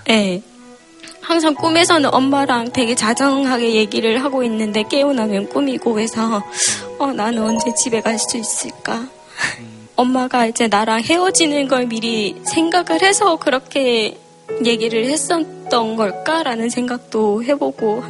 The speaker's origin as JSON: {"language": "Korean", "area": "Gyeongwon County", "region": "North Hamgyong", "country": "North Korea", "tie": "born or raised there", "moved": "yes", "lives_now": "South Korea", "said": "저는 이제 고향이 북한입니다. 14년 전에"}